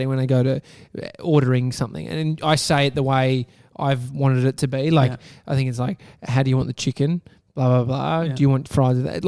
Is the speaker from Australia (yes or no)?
yes; Australia; growing up in Australia